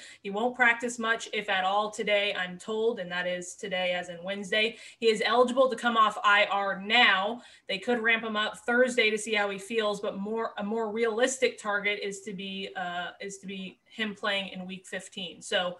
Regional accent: Dallas, Texas, United States; I'm from Dallas.

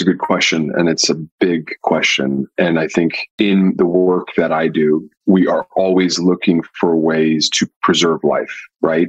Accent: Pasadena, California, United States; I grew up in Pasadena, California

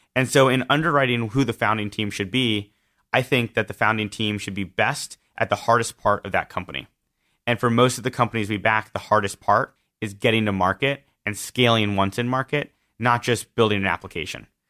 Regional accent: Southern California, United States; I grew up in Southern California

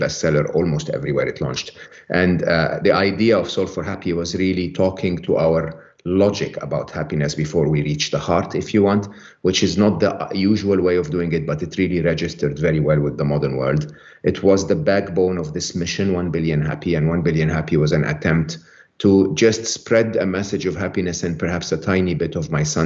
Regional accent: Egypt; I was born and raised in Egypt

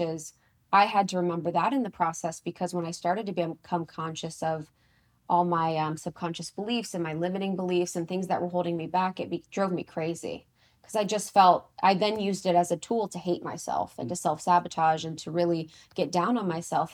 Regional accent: Ohio, United States; I'm from Ohio

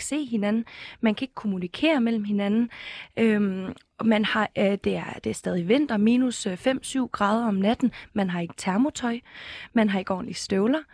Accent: Ukraine; som ukrainer

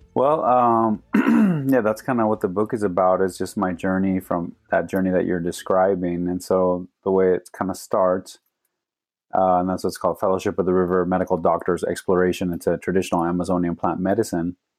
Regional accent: Phoenix, Arizona, United States; I grew up here in Phoenix

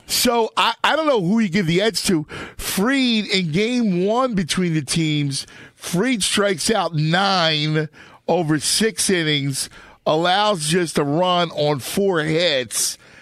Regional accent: Philadelphia, Pennsylvania, United States; my hometown where I do a, a local show

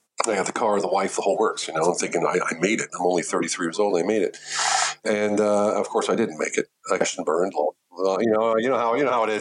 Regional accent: United States; moved away as an adult; now in Germany; an American that didn't speak much German living in Germany

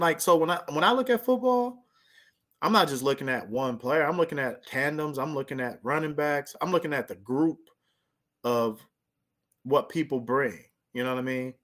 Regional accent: near Lancaster, Palmdale, California, United States; right by my hometown

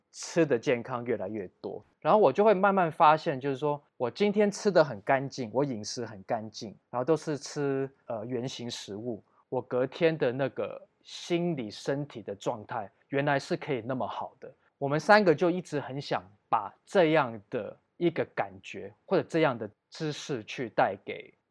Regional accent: Taiwan; 我们亚洲人或者我们台湾人的体能可能比较比起黑人或者比起欧美的白人可能比较逊色

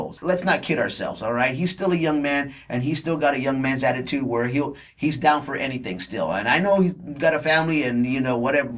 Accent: Texas, United States; I'm from Texas

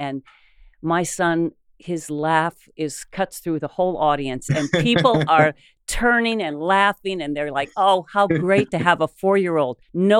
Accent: Ohio, United States; growing up in Ohio

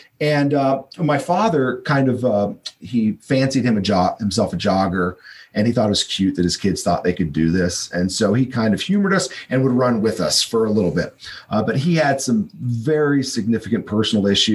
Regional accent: Hawaii, United States; I lived in Hawaii. I was born in Hawaii.

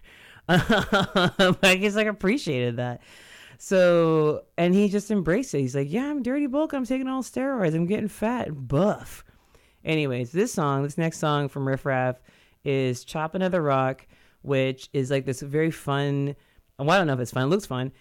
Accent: Modesto, California, United States; I grew up in Modesto

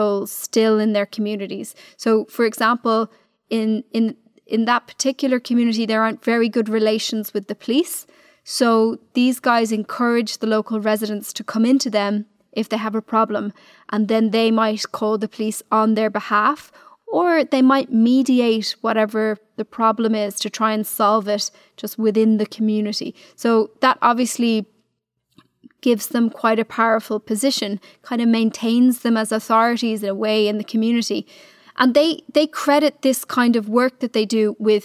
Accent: Dublin, Leinster, Ireland; I'm from Dublin.

